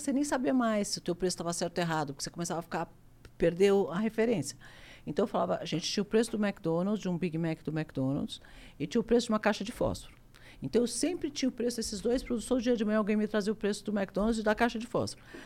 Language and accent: Portuguese; Brazil; Eu sou brasileiro, adoro o Brasil.